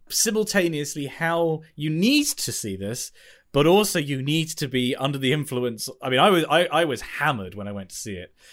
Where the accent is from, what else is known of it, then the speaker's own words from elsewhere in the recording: United Kingdom; if you're in the U K